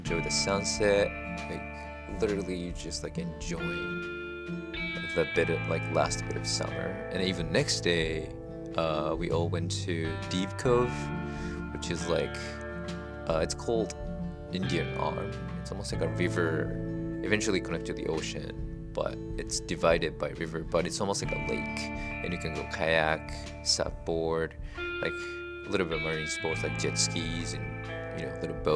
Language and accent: English; Japan; moved away; I grew up in Japan, and here is totally different